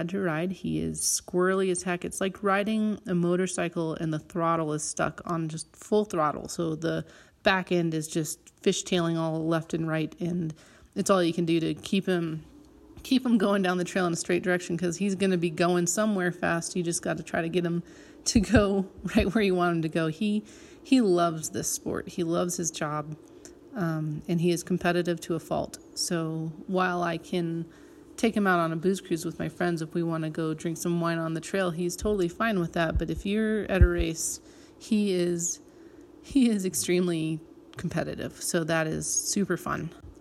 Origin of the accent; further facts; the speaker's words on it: La Veta, Colorado, United States; I am from Levita, Colorado, which is a tiny town at the base of the Spanish Peaks